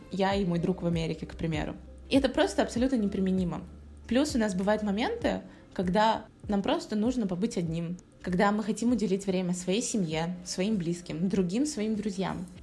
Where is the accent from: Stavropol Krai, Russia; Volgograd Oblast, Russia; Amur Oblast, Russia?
Volgograd Oblast, Russia; Volgograd; moved away as an adult; also born or lived in Saint Petersburg / United States; Я переехала в начале февраля из Петербурга обратно в свой родной город, Волгоград